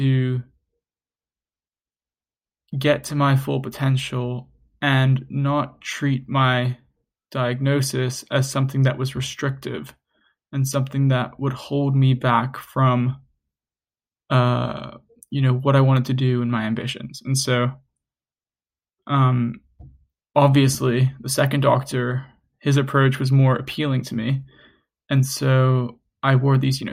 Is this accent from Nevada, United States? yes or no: no; New York City, New York, United States; I grew up in New York City